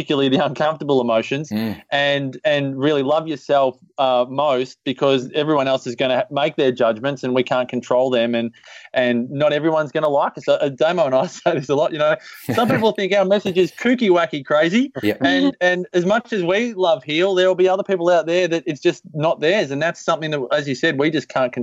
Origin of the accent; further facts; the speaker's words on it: Byron Bay, New South Wales, Australia; Byron Bay, my hometown